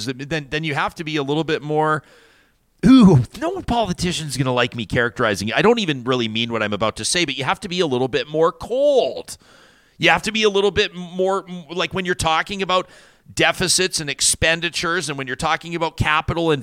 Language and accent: English; Calgary, Alberta, Canada; I grew up in Calgary